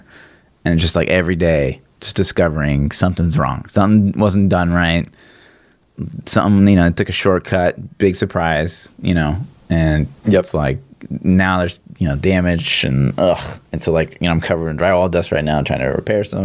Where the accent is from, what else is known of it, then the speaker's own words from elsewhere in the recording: Kansas City, Missouri, United States; I'm from Kansas City.